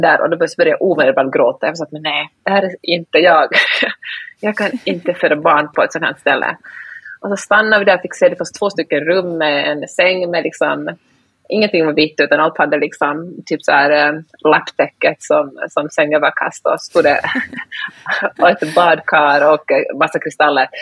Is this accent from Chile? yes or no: no; Finland; first language Swedish; jag är ju finlandssvensk, så svenska är mitt första språk.